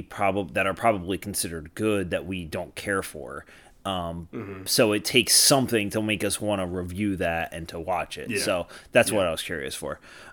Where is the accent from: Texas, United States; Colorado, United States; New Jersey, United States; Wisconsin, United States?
New Jersey, United States; the town I grew up in South Jersey